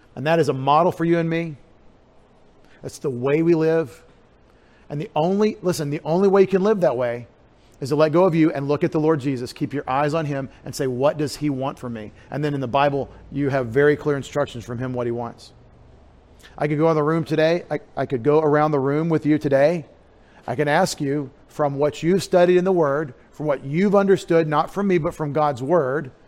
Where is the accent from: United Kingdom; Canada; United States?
United States; East Texas; I grew up in East Texas, more like Georgia or, or Louisiana